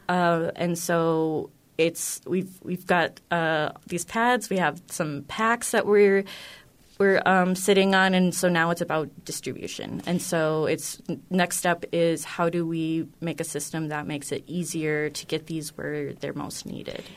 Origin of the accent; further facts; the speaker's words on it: North Dakota, United States; I grew up in North Dakota